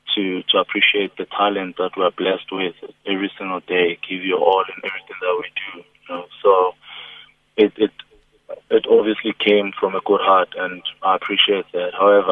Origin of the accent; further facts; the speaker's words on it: South Africa; I'm still a South African footballer in a professional league